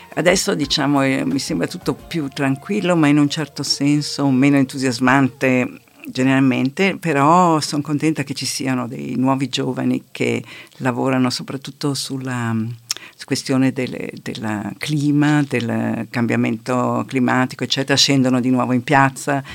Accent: Merano, Trentino-Alto Adige, Italy; also born or lived in Rome; now in Bolzano, Italy; sono nata a Merano, ma da molti anni vivo a Bolzano

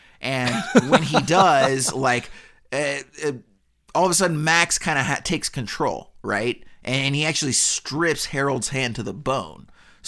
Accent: Canada; They're like, well, we're both Canadian, so why not?

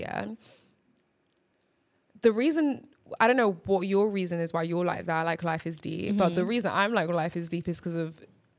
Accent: Nigeria; English is a second language; as a Nigerian

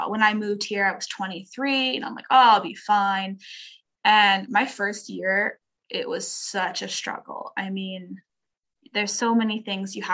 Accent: Edmonton, Alberta, Canada; as a Canadian kid

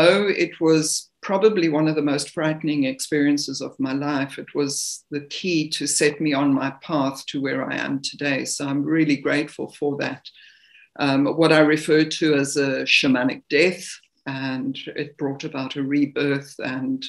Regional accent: Zimbabwe; moved away as an adult; now in South Africa; I was born in the country known as Rhodesia, which is now Zimbabwe.

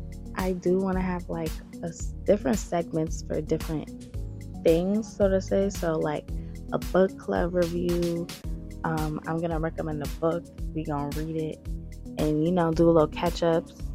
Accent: New Jersey, United States; North Jersey

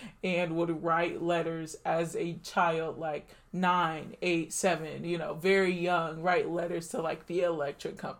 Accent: the South, United States; moved away; I was born in 1997 in the South

